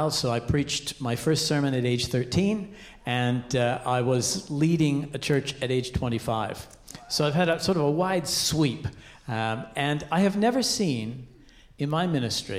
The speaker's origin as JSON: {"language": "English", "country": "Canada", "moved": "as an adult", "lives_now": "Australia", "said": "So I am Canadian. The accent betrays my heritage"}